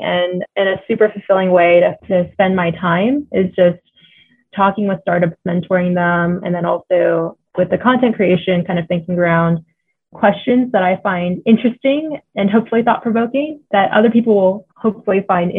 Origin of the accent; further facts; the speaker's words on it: Houston, Texas, United States; moved away as an adult; now in Denver, United States; I grew up in Houston. I also went to Houston right out of college and spent 7+ years there working in Houston.